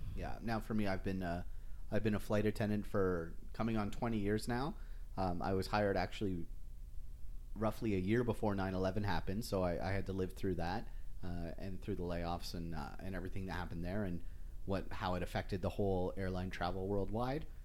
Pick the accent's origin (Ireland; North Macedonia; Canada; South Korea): Canada; just outside of Toronto, Ontario; first language English; moved away as an adult; now in Western Canada; I grew up just outside of Toronto